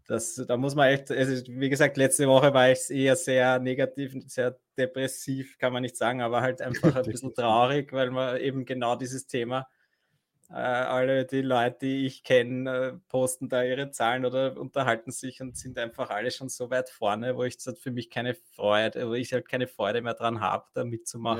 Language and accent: German; Vienna, Austria; bei uns in Wien